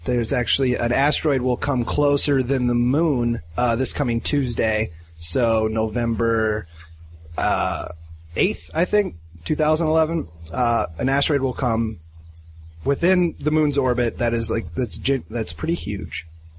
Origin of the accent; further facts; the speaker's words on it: Iowa, United States; now in Los Angeles, United States; I grew up in Iowa, Andy.